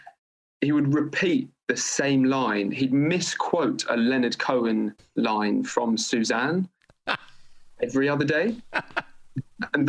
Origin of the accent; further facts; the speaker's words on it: London, United Kingdom; I grew up in London, not exactly a dead end town, quite the opposite